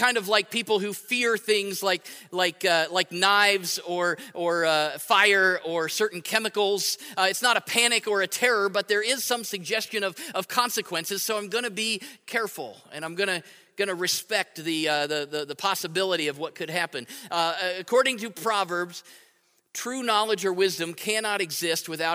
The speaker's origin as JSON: {"language": "English", "country": "United States", "said": "I'm a Christian who happens to be American"}